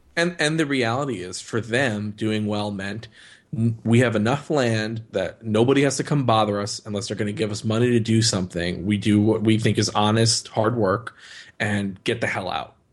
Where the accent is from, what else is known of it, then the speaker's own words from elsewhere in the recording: Northeast, United States; growing up in the Northeast